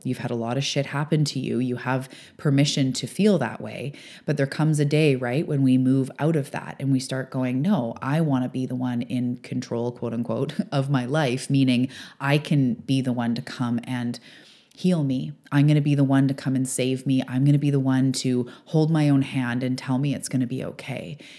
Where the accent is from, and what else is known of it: British Columbia, Canada; also born or lived in Vancouver area; now in Vancouver Island, Canada